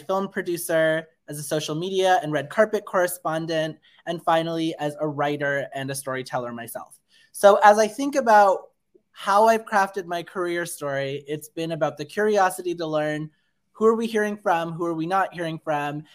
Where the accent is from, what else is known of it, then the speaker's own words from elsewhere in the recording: Canada; my family is from India. I was born and raised in Canada